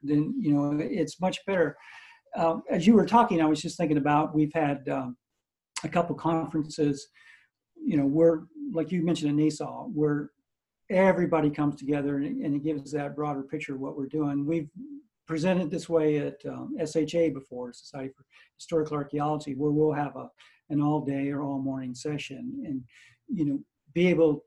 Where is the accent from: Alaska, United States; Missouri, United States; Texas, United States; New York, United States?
Missouri, United States; now in Pensacola, United States; I grew up in Missouri